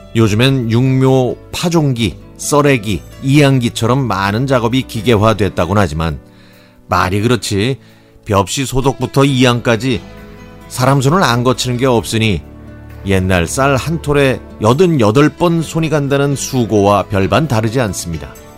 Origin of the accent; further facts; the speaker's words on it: Cheongju, North Chungcheong, South Korea; moved away; also born or lived in Seoul; 이곳은 제가 태어나고 자란 곳 바로 옆이니까 제 고향이나 마찬가지죠